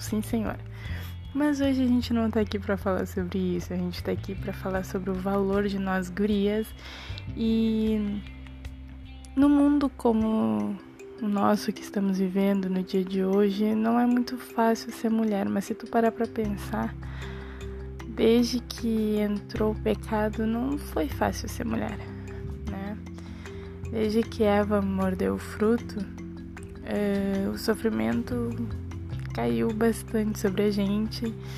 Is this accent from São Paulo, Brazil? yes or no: no; Rio Grande do Sul, Brazil; nós somos gaúcho